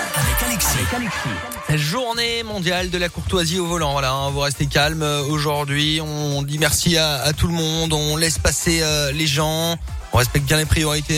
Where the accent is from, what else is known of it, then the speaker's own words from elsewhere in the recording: Provence-Alpes-Côte d'Azur, France; moved away; je suis originaire de la Côte d'Azur